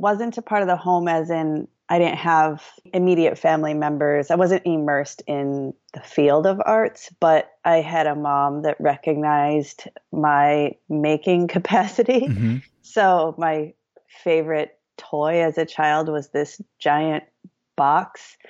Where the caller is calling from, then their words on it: Shakopee, Minnesota, United States; Right now I'm in Shakopee, Minnesota. My studio is in Minneapolis and I live in Shakopee, just half an hour south of Minneapolis.